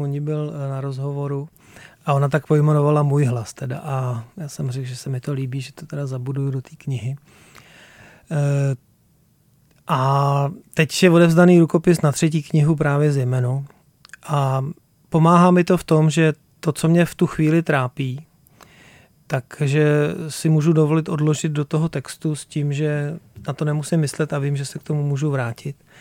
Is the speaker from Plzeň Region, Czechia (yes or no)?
yes; Plzeň Region, Czechia; já jsem z Plzeňska